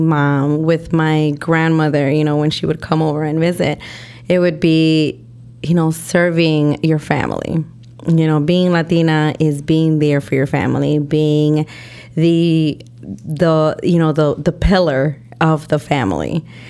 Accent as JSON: {"language": "English", "town": "Chicago", "region": "Illinois", "country": "United States", "tie": "born or raised there", "said": "my parents are Mexican, okay. You know, so I'm Mexican American. I was born and raised here in Chicago, raised in Logan Square, and a lot of my time I spent in Humboldt Park as well."}